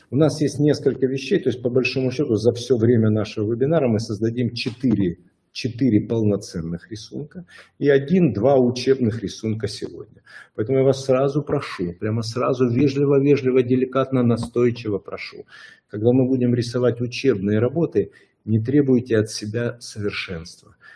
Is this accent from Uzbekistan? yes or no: no; Odesa, Odesa Oblast, Ukraine; я человек из Одессы